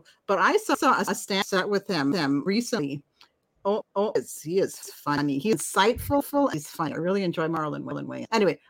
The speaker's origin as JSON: {"language": "English", "country": "Canada", "said": "we're Canadian."}